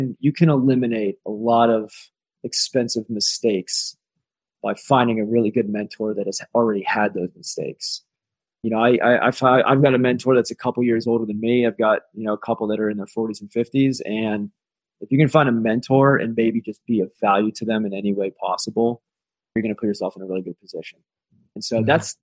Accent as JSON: {"language": "English", "town": "Pittsburgh", "region": "Pennsylvania", "country": "United States", "also_born_or_lived": "Ohio", "moved": "yes", "lives_now": "Colorado, United States", "said": "I'm originally from Pittsburgh, went to school in Ohio"}